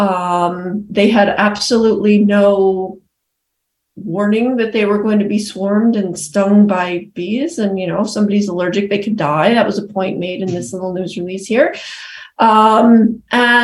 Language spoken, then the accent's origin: English; Massachusetts, United States; I'm again embarrassed from Massachusetts